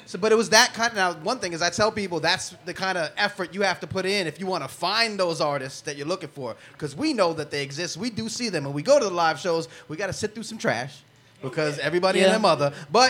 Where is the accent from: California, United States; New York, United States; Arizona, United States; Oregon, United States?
New York, United States; Long Island; I'm from Long Island.